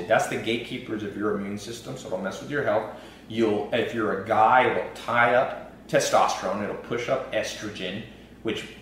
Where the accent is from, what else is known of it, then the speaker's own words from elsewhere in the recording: Long Beach, California, United States; I was born in Long Beach, Compton area